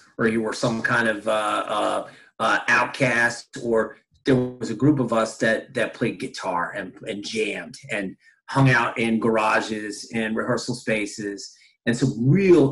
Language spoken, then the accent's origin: English; Latham, New York, United States; I grew up in Albany, New York area. So they call it the Capital District, specifically Latham, New York.